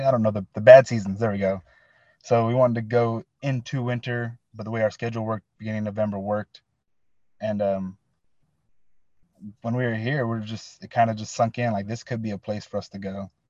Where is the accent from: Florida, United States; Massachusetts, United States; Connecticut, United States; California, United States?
California, United States; Santa Rosa; So we come from California, Northern California, Santa Rosa, Sonoma County specifically.